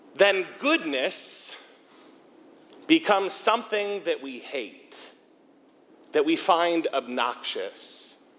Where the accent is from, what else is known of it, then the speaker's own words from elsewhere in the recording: Bowling Green, Ohio, United States; also born or lived in Sandusky; now I'm back in my hometown, Bowling Green